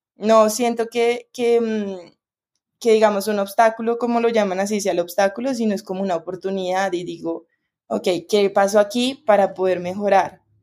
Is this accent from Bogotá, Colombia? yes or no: yes; Bogotá, Colombia; moved away; yo como soy de Bogotá